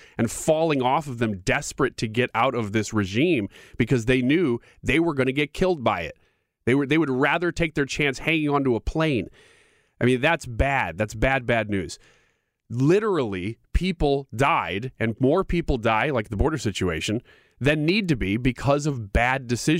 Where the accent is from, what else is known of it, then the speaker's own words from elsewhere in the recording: United States; as an American